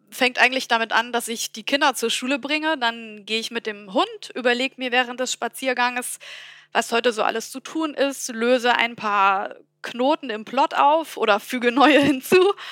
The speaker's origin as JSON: {"language": "German", "region": "Bavaria", "country": "Germany", "tie": "born or raised there", "accent": "Bavarian", "said": "Ich bin ja gebürtige Fränkin, auch wenn man es nicht hört. Und äh, bin eben auch mit Bayerisch aufgewachsen."}